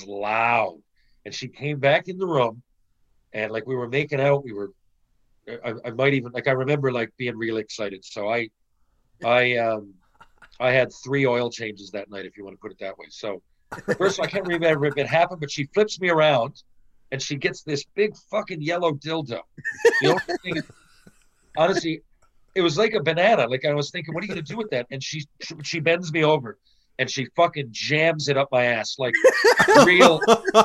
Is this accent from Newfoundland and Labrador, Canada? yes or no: yes; Newfoundland and Labrador, Canada; moved away; growing up in Newfoundland